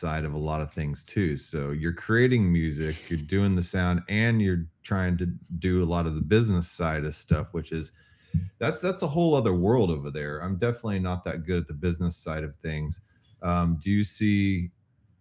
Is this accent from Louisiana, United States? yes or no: no; Austin, Texas, United States; I'm from the Austin scene